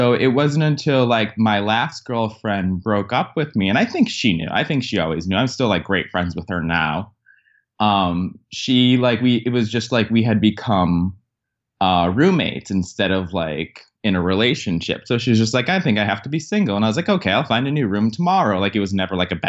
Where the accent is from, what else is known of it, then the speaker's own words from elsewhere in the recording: Connecticut, United States; I grew up in Connecticut, which, as most people know, is a blue kind of liberal state